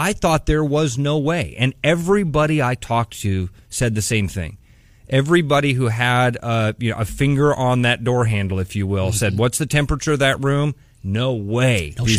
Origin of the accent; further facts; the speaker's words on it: Pleasant Hill, Iowa, United States; I grew up in Pleasant Hill